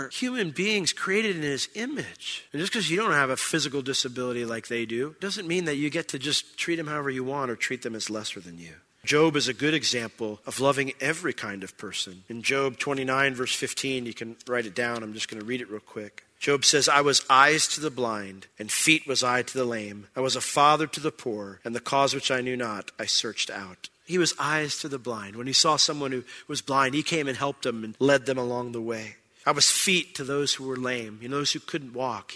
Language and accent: English; Orlando, Florida, United States; I was from Orlando